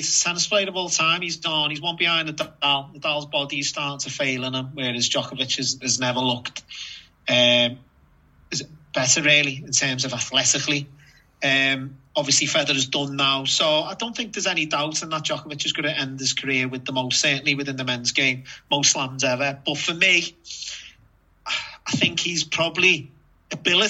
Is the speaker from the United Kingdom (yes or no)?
yes; United Kingdom; you're expected as a Brit